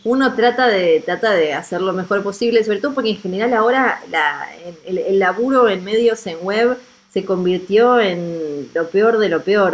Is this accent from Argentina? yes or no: yes; Argentina; yo soy de Argentina